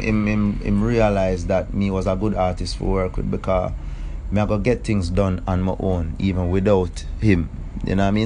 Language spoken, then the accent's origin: English; Kingston, Jamaica; Town man, Kingston.